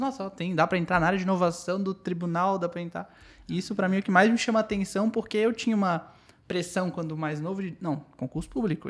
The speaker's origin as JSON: {"language": "Portuguese", "town": "Florianópolis", "region": "Santa Catarina", "country": "Brazil", "tie": "born or raised there", "said": "nós quatro aqui somos de Floripa. É, todos da Carlos Correia."}